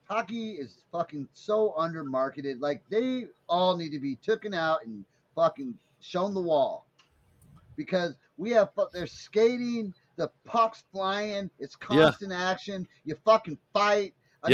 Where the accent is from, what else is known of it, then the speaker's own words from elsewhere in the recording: Oklahoma, United States; I grew up in Oklahoma in a trailer. Right on the end of the fucking alley.